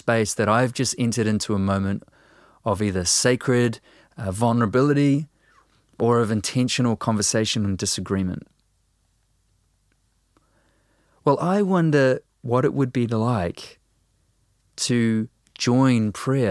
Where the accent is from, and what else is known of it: New Zealand